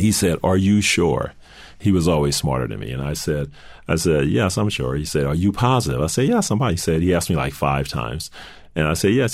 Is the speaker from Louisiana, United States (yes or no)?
yes; New Orleans, Louisiana, United States; moved away as an adult; I'm from New Orleans